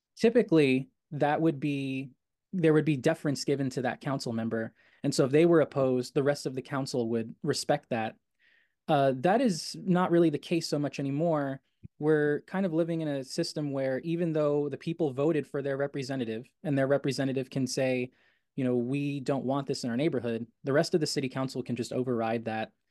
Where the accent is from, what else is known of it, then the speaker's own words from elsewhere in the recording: New York City, New York, United States; my hometown, Astoria